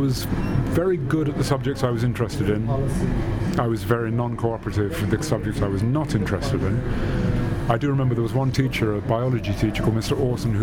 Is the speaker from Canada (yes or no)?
no; London, United Kingdom; I grew up in London, sighted